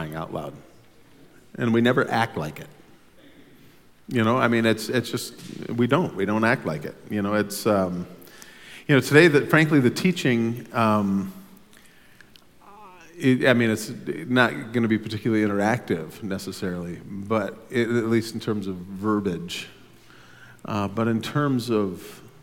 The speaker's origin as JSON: {"language": "English", "country": "United States", "said": "as an American in Sweden"}